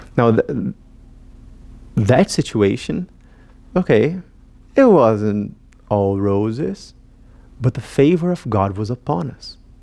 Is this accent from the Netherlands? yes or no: no; Brazil; moved away as an adult; now in United States; I am from Brazil